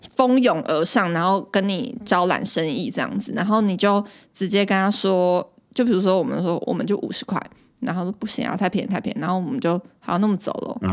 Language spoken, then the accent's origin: Chinese; Taiwan; 我们是，就是台湾Nese这样